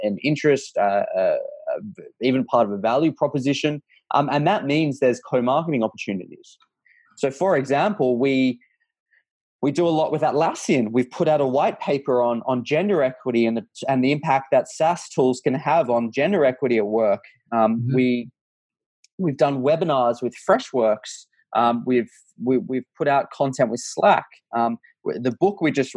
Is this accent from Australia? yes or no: yes; Australia; I'm Australian